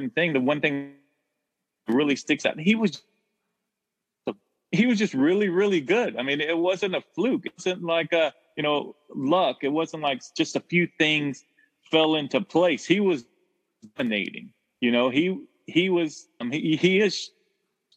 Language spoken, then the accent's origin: English; Texas, United States; I grew up in Texas. I grew up a Texas Rangers fan.